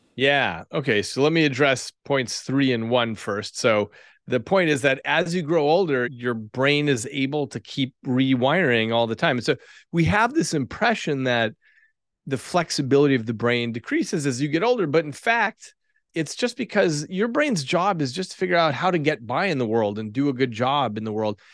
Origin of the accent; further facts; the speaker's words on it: Albuquerque, New Mexico, United States; I grew up in Albuquerque, New Mexico